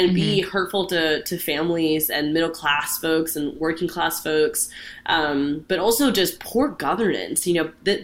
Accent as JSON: {"language": "English", "town": "Orlando", "region": "Florida", "country": "United States", "tie": "born or raised there", "said": "I have grown up in Orlando my entire life. I'm born and raised in Central Florida"}